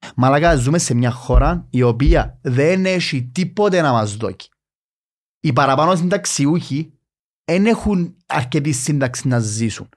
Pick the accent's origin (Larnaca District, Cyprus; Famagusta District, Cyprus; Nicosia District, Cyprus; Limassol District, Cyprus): Nicosia District, Cyprus; Nicosia; εγώ μεγάλωσα στη Λευκοσία